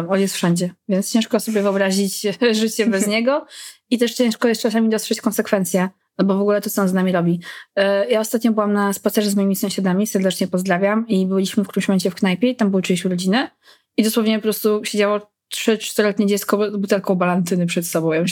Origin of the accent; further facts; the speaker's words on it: Poland; Ja nie wiem, czy też właśnie dorastanie w Polsce powoduje jakieś